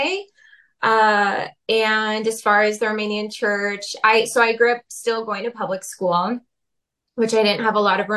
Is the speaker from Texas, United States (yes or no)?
no; Portland, Oregon, United States; I was born in Portland